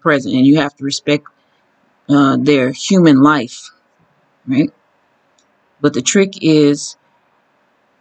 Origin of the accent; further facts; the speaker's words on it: United States; as an American who aspires to live